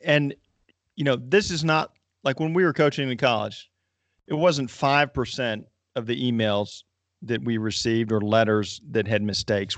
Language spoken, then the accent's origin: English; North Carolina, United States; I grew up in North Carolina